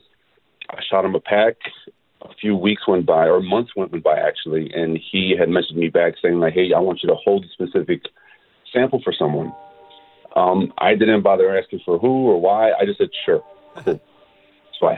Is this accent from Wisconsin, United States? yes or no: yes; Milwaukee, Wisconsin, United States; I'm born and raised in Milwaukee